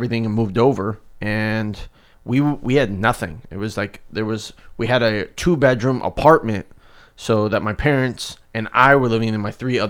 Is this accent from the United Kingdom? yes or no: no; South Africa; moved away; So when we came from South Africa, back to the story in the beginning, we had an okay life over there. It was decent. We were just like middle class.